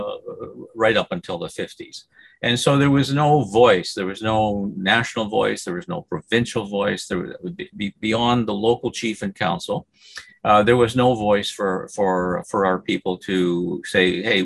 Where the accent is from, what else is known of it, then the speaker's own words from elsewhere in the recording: Snake Island, Lake Simcoe, Ontario, Canada; moved away as an adult; also born or lived in Toronto, Canada; I was raised on Snake Island, which is part of our reserve